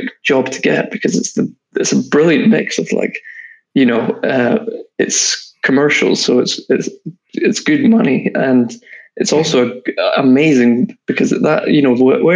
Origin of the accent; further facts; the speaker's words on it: Scotland, United Kingdom; accent: Scottish; moved away as an adult; now in London, United Kingdom; I went back up to Scotland. I'm from Scotland.